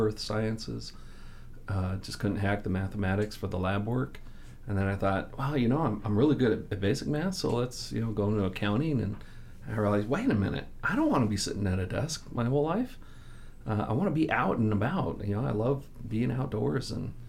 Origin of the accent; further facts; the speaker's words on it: Southern California, United States; also born or lived in Kansas City; Well, born in Kansas City, 3.5 years old, we moved out to Southern California, and then that's where I was raised.